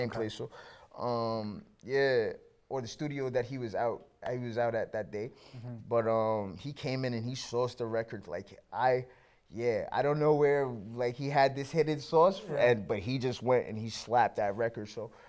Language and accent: English; Canada; obviously being a Canadian kid and just, you know, having, like, loving hip hop or whatever